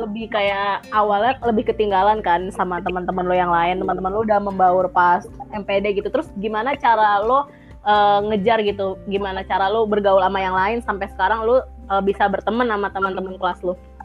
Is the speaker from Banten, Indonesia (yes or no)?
yes; South Tangerang, Banten, Indonesia; moved away as an adult; now in Bogor, Indonesia; Gue dari Tangerang Selatan